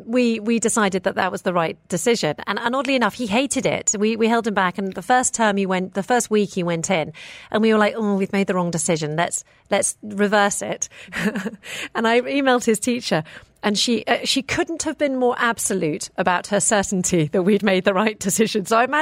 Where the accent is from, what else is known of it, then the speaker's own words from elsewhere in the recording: Hong Kong; now in Dubai, United Arab Emirates; I grew up in Hong Kong, and even A-star students had multiple tutors. It's just the way it is over there.